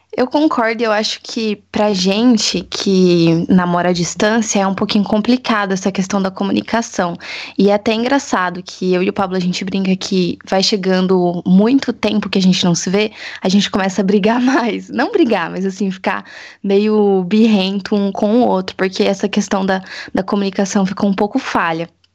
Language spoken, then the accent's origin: Portuguese; Assis, São Paulo, Brazil; eu sou daqui de Assis, faço faculdade aqui